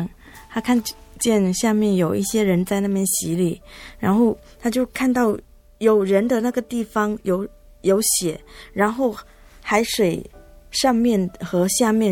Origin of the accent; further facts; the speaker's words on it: Zhangpu, Fujian, China; moved away as an adult; also born or lived in Taiwan; 我来自福建漳浦。